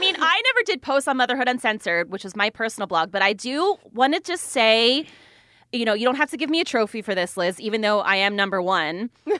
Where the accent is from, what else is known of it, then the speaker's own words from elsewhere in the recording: New Jersey, United States; moved away as an adult; also born or lived in Atlanta, Georgia; I'm from New Jersey.